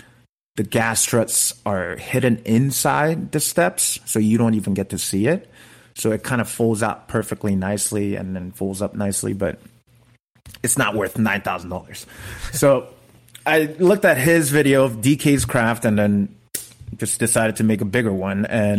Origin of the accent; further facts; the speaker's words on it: United States; I'm Korean American.